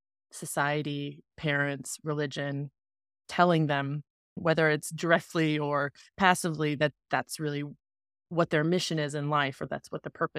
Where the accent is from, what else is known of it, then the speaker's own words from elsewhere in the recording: the Bible Belt, United States; I grew up in the Bible Belt of America